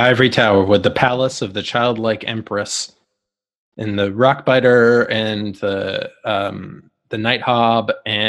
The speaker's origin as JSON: {"language": "English", "town": "Calgary", "region": "Alberta", "country": "Canada", "moved": "yes", "lives_now": "London, United Kingdom", "said": "I'm from Calgary where you get snow up to your waist every year."}